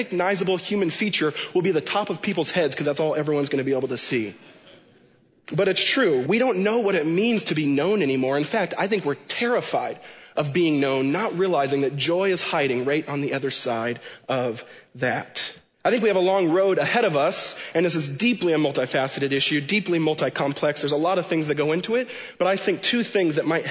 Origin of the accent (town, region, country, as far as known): Washington, United States; born or raised there